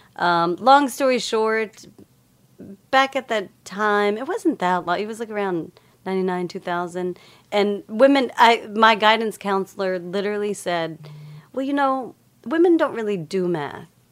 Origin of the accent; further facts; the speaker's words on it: Lubbock, Texas, United States; moved away; I grew up in Lubbock, Texas